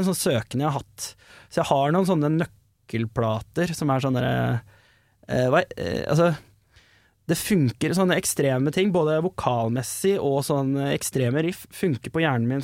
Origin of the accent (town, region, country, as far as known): Asker, Akershus, Norway; born or raised there